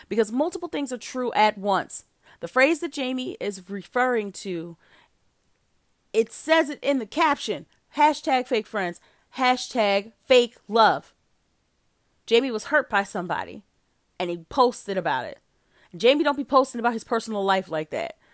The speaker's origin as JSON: {"language": "English", "town": "Jenkintown", "region": "Pennsylvania", "country": "United States", "tie": "born or raised there", "said": "When we were children, we attended a great church, Salem Baptist Ch-, Baptist Church of Jenkintown"}